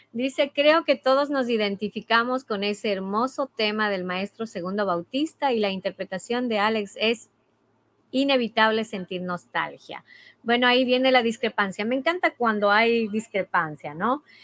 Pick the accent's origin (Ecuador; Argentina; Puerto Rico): Ecuador; moved away; mi país, en mi familia, en mi cultura, en mi, en mi música